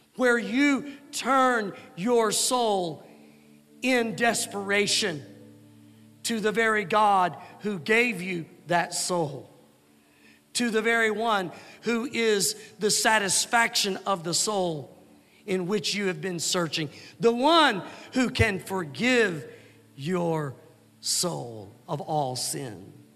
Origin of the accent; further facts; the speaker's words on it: Pine Bluff, Arkansas, United States; Growing up in Pine Bluff, Arkansas, we were near the Arkansas River